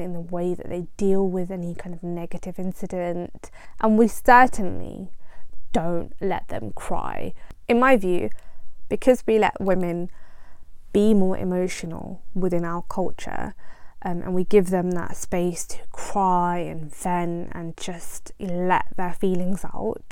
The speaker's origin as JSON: {"language": "English", "country": "United Kingdom", "first_language": "Punjabi", "said": "As a British Asian"}